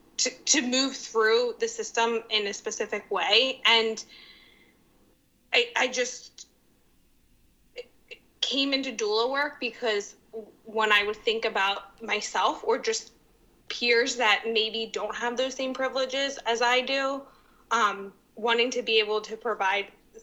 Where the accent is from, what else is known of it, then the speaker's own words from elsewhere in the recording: Narberth, Pennsylvania, United States; also born or lived in East Falls, Philadelphia; now in Philadelphia, United States; I am from Narberth, a small town in the Philly suburbs.